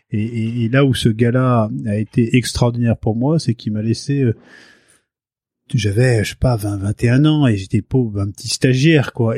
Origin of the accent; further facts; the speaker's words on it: Paris, Île-de-France, France; also born or lived in Fécamp, Pays de Caux, Seine-Maritime / Cévennes; je suis né euh, à, Paris. Je suis un pur euh, Parisien. j'ai grandi dans un coin qui était la porte de Clichy à Paris